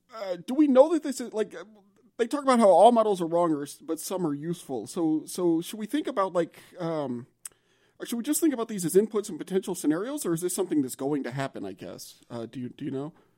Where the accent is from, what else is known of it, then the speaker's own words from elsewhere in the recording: Louisiana, United States; moved away; I'm from Louisiana